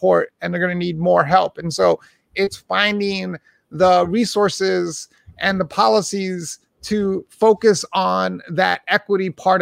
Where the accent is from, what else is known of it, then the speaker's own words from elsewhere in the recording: New York City, New York, United States; I was born and raised in Hell's Kitchen, New York, back in the 70s and 80s